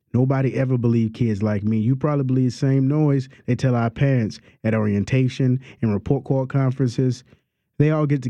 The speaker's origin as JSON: {"language": "English", "town": "New Orleans", "region": "Louisiana", "country": "United States", "tie": "born or raised there", "also_born_or_lived": "Lower Ninth Ward", "said": "I'm from New Orleans. My parents is from New Orleans, and they parents were from New Orleans. And we ain't got a lot of money, but baby, we proud of being from here. I grew up in the Lower Ninth Ward."}